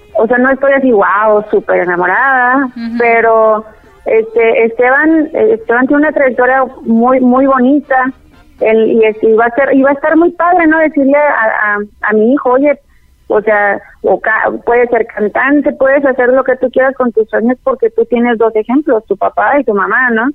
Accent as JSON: {"language": "Spanish", "town": "El Paso", "region": "Texas", "country": "United States", "tie": "born or raised there", "also_born_or_lived": "Chihuahua, Mexico / Ciudad Juárez, Mexico / Puerto Rico", "moved": "as an adult", "lives_now": "Guadalajara, Mexico", "said": "crecimos juntos en El Paso, Texas"}